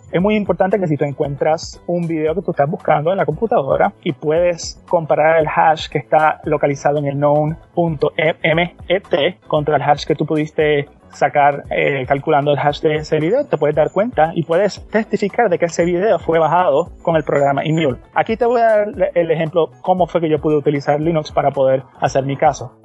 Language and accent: Spanish; San Juan, Puerto Rico; now in West Palm Beach, United States; soy nacido y criado en San Juan, Puerto Rico.